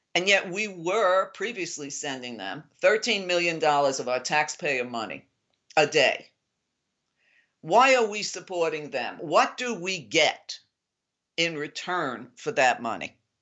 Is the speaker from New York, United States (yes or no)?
yes; New York, United States; I grew up in New York